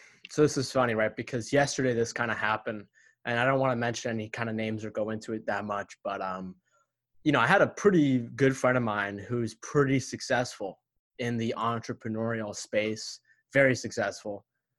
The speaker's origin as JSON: {"language": "English", "country": "United States", "tie": "born or raised there", "said": "my parents were immigrants when they came here to America a year before I was born from Egypt"}